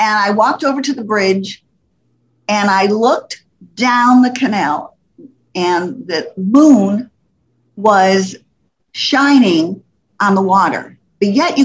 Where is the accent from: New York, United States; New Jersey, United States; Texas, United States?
New York, United States; Poughkeepsie; moved away as an adult; also born or lived in Fort Lauderdale, Florida; I was from New York City, New York, Poughkeepsie, New York, not city, but New York, but Poughkeepsie, New York